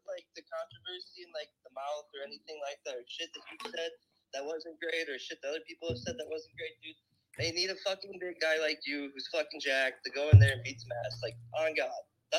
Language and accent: English; Chicago, Illinois, United States; I'm from the Chicago area.